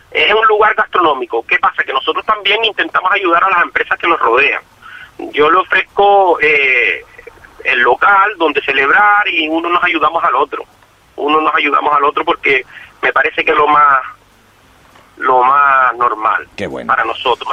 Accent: Fuerteventura, Canary Islands, Spain; yo soy majorero, por eso se llama restaurante asador el majorero

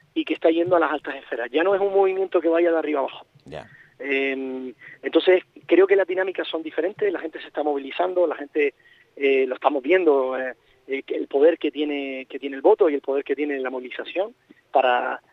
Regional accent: Canary Islands, Spain; nuestra idiosincrasia como, como archipiélago canario que estamos dependiendo del mar

